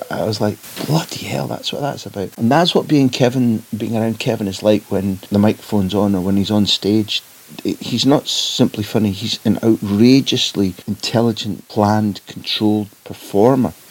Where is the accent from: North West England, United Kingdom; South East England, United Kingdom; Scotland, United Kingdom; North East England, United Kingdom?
Scotland, United Kingdom; Clydebank; Now, what it is about growing up in Clydebank that makes you hate River Plate, I've never quite been able to understand.